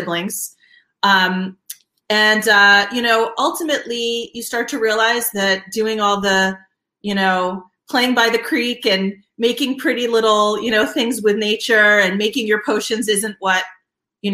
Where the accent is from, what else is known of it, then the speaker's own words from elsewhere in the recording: Alexandria, Virginia, United States; I am actually from Alexandria, Virginia.